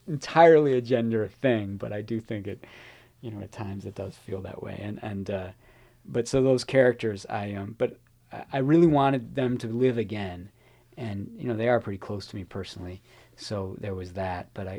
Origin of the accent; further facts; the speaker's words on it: Chicago, Illinois, United States; I give a lot of nods to Bello in the book because I'm a Chicagoan and I learned a great deal about not just about Chicago